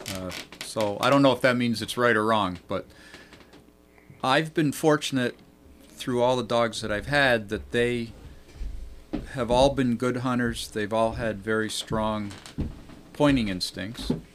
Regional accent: Vermont, United States; now in New York, United States; when we were teenagers growing up in Vermont

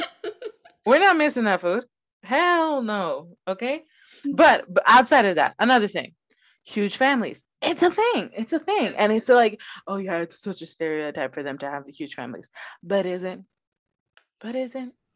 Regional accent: Los Angeles, California, United States; first language Spanish; English is a second language; I grew up in South Central Los Angeles

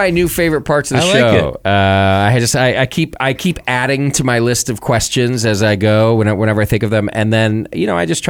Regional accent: California, United States; growing up in California

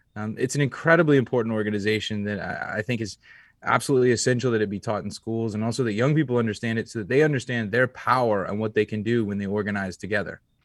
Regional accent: Atlanta, Georgia, United States; growing up in Atlanta

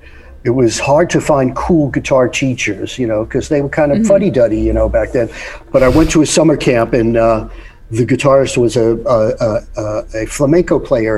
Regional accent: New York, United States; I grew up in New York

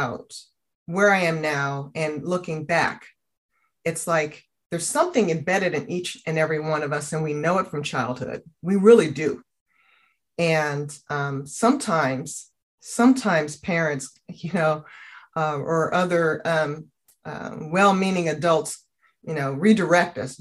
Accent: Oakland, California, United States; also born or lived in Union City, California; I am a product of being born and raised in Oakland

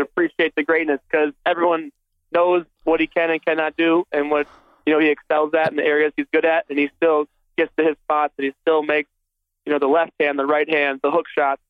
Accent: Minnesota, United States; I grew up in Minnesota

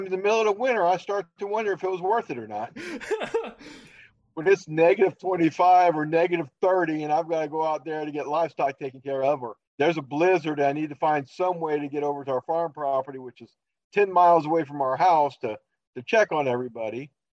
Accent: Louisiana, United States; now in Minnesota, United States; I am currently living in Minnesota, but I'm originally a Southern boy. I'm originally from Louisiana. Far south in Louisiana as you can go without getting your feet wet. So, but when I retired from the Army in 2018

